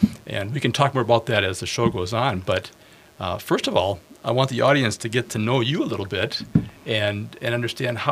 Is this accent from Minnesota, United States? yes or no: yes; Bloomington, Minnesota, United States; I was born in Minneapolis, raised in Bloomington